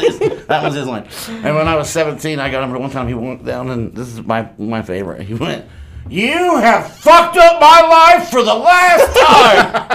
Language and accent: English; Kansas City, Kansas, United States; Kansas City, Kansas.